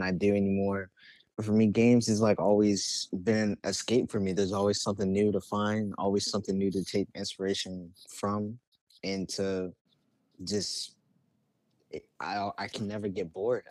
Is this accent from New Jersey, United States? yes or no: no; Richmond, Virginia, United States; I'm from Richmond, Virginia. Hell yeah. I was born and raised here